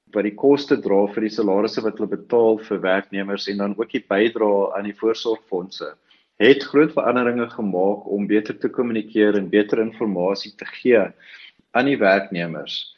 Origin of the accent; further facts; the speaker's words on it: South Africa; ons as Suid-Afrikaners